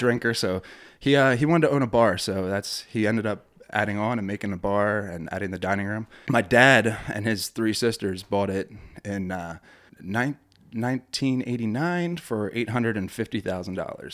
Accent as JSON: {"language": "English", "town": "Ebenezer", "region": "Pennsylvania", "country": "United States", "tie": "born or raised there", "said": "I grew up in Ebenezer"}